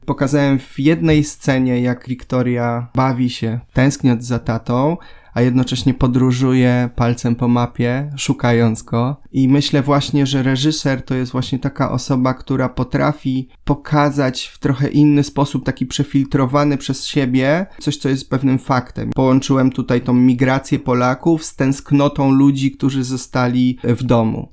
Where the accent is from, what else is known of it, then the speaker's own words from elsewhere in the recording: Silesia and Zagłębie, Silesian Voivodeship, Poland; moved away as an adult; now in Gdynia, Poland; przyjechałem ze Śląska i z Zagłębia, tym co mnie tam wychowało